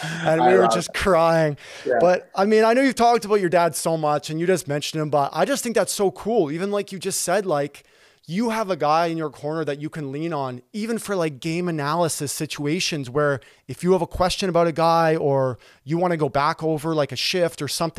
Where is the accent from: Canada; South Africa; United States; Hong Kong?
Canada; Toronto, Ontario; I grew up in Toronto